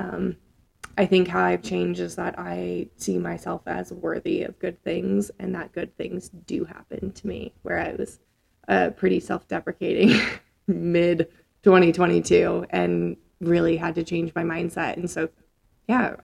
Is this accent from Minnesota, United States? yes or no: yes; Minnesota, United States; also born or lived in Nebraska; now in Colorado, United States; I'm from Nebraska first and then Minnesota